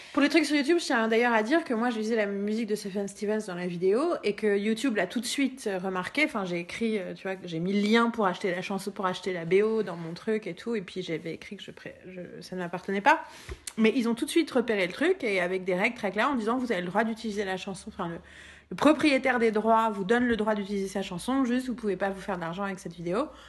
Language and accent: French; Paris, Île-de-France, France